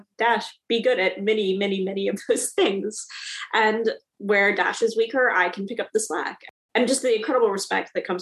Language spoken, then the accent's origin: English; Richmond, Virginia, United States; I'm Richmond City through and through.